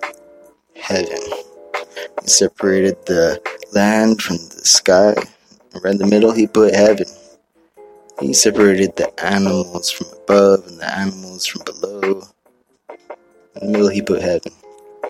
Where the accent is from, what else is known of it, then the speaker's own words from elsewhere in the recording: Hawaii, United States; I'm from Hawaii